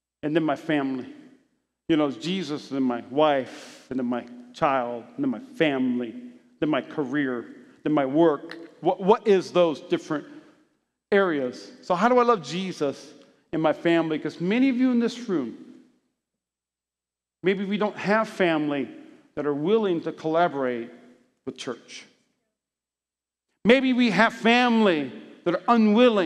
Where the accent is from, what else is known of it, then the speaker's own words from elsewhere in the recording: Las Vegas, Nevada, United States; I'm from Las Vegas. I'm a Nevadian